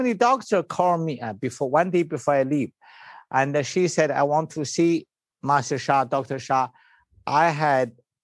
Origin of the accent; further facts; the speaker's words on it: China; English is a second language; moved away; I was born in China.